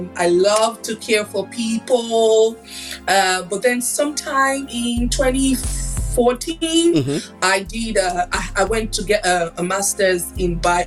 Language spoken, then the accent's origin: English; Rivers State, Nigeria; I'm originally from Rivers State in Nigeria